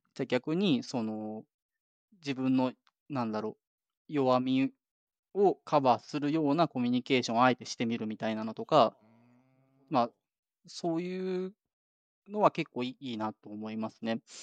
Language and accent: Japanese; Japan; moved away as an adult; now in Canada; 日本で生まれ育ってる